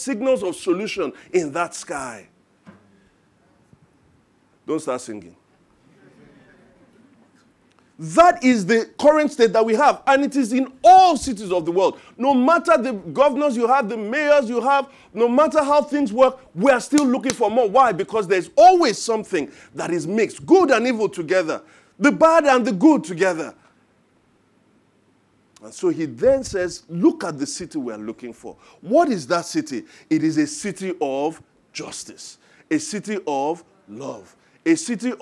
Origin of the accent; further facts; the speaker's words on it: Ijebu Ode, Ogun State, Nigeria; now in Lagos, Nigeria; I am from Ijebu Ode